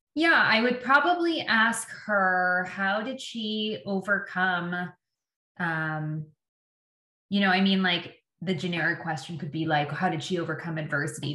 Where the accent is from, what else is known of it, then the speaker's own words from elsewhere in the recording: Windsor, Ontario, Canada; moved away as an adult; also born or lived in Terrace, British Columbia / Vancouver Island; now in Victoria, Canada; I was um, born and raised in Windsor, Ontario, in Canada